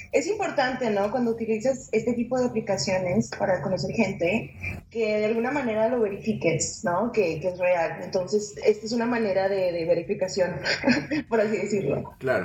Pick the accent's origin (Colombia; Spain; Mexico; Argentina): Mexico; yo soy mexicana